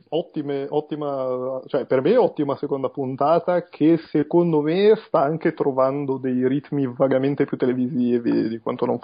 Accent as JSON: {"language": "Italian", "town": "Genoa", "region": "Liguria", "country": "Italy", "said": "sono di Genova"}